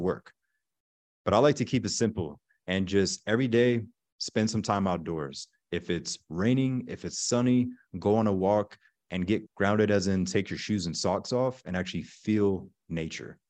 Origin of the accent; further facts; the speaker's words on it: Pensacola, Florida, United States; also born or lived in Germany; I'm originally from Pensacola, Florida. So, the panhandle in Florida. As a child, we grew up in Germany for a couple years because my dad was Army and my mother is German.